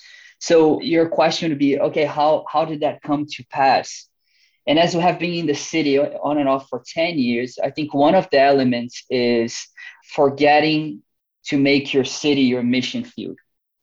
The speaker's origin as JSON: {"language": "English", "country": "Brazil", "tie": "born or raised there", "also_born_or_lived": "United States", "accent": "Brazilian", "moved": "as an adult", "lives_now": "London, United Kingdom", "said": "I know my good Texan accent probably will fool you, but this is a Brazilian accent. I was brought up in a really small town close to the mountains"}